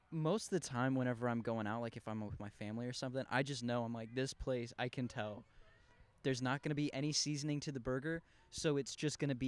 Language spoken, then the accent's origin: English; Cincinnati, Ohio, United States; And then he finds out I'm from Cincinnati.